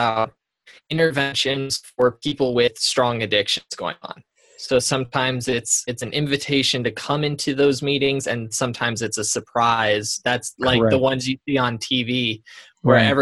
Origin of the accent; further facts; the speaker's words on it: Colorado, United States; moved away; I was born and raised in Colorado.